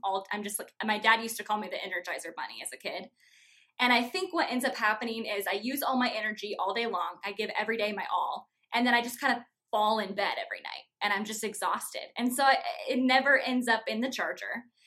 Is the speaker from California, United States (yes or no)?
no; Norwalk, Iowa, United States; also born or lived in Chicago; I grew up actually in Norwalk, so I am born and raised Iowa girl through and through.